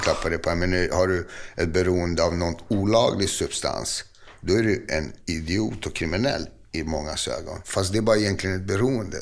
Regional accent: Botkyrka, Stockholm County, Sweden; jag är uppvuxen i Fittja

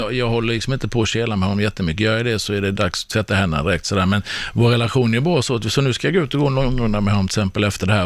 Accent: Sweden; som svensk

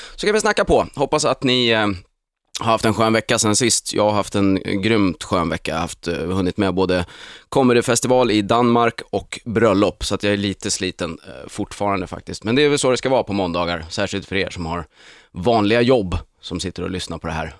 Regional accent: Sweden; som svensk är man ju liksom uppfostrad med att FN är det finaste

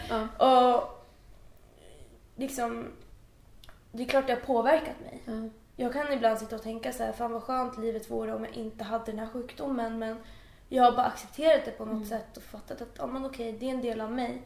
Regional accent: Uppsala, Uppsala County, Sweden; moved away as an adult; now in Stockholm, Sweden; jag kommer ju från Uppsala så jag är eh, född och uppvuxen där

